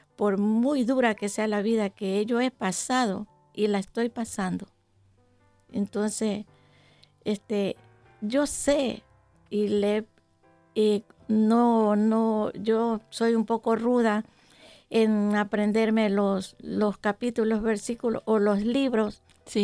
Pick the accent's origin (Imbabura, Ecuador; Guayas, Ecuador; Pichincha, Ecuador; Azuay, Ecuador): Guayas, Ecuador; Yaguachi; moved away as an adult; yo soy de un pueblo pequeño de, mi país, de la provincia del Guayas. ¿En dónde? Del cantón Yaguachi. Y, ¿En eh, Ecuador? En Ecuador, sí.